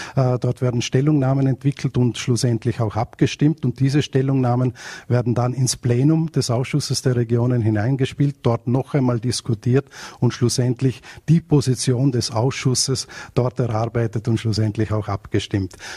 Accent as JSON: {"language": "German", "region": "Vorarlberg", "country": "Austria", "said": "ich komme aus Österreich, aus Vorarlberg"}